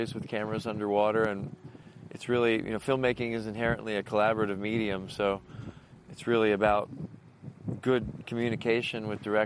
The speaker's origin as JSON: {"language": "English", "town": "Key Biscayne", "region": "Florida", "country": "United States", "tie": "born or raised there", "said": "I grew up on Key Biscayne, which is connected by a bridge to Miami"}